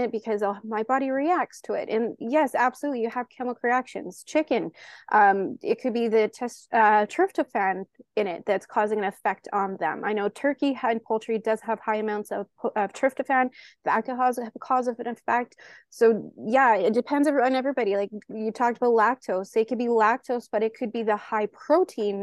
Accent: Canada; I'm Canadian

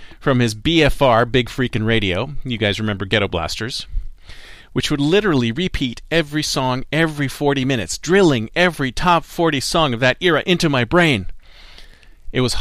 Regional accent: Canada; also born or lived in Toronto; now in Silicon Valley, United States; I am Canadian, you must have heard an A and an aboot every now and then

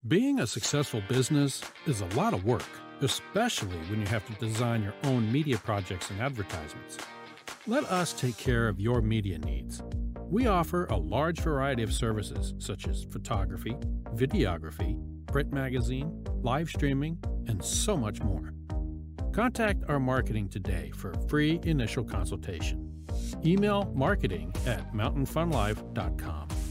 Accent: Cumberland Gap, Tennessee, United States; I'm from Cumberland Gap

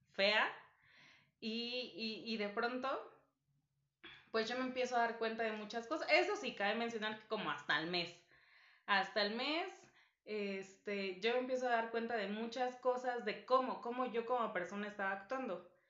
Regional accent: Guerrero, Mexico; now in Mexico City, Mexico; no soy de Ciudad de México, entonces en fechas de vacaciones, festivo, me voy con mi familia a, Guerrero

